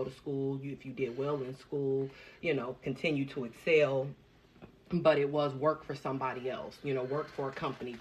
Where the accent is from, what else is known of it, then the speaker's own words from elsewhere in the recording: Dayton, Ohio, United States; moved away as an adult; now in Columbus, United States; I'm from the Dayton area, but I just moved out here to Columbus